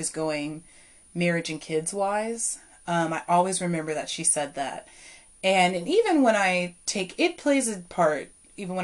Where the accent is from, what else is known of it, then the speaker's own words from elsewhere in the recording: Culpeper, Virginia, United States; here to Culpeper, my hometown